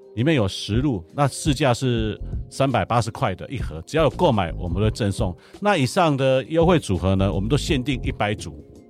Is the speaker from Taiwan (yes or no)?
yes; Taipei, Taiwan; moved away as an adult; now in Hualien, Taiwan; 我是台北人到花莲当农夫，已经有机农夫，已经第十年